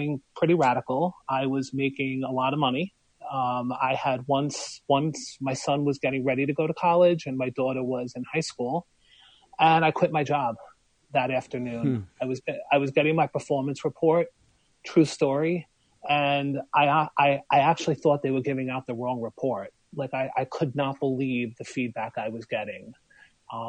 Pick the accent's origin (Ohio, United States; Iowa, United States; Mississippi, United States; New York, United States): New York, United States; New York City; moved away; also born or lived in Long Branch, New Jersey; I'm from Brooklyn. Well, my mom's from Canada. My dad's from Brooklyn. And you can take the boy out of Brooklyn